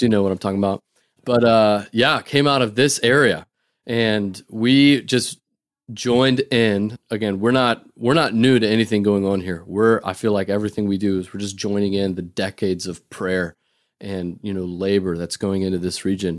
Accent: North Dakota, United States; moved away as an adult; now in Boston, United States; I grew up in North Dakota

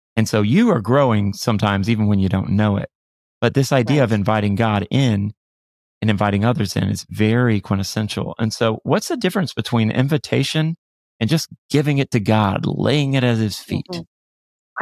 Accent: Florida, United States; I grew up in Florida

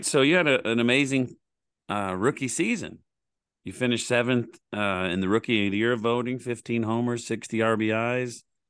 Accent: Oklahoma, United States; moved away as an adult; now in Texas, United States; I grew up in Oklahoma and I moved to Texas when I was 18, and now I'm almost 52. So I've lived here way longer than Oklahoma.

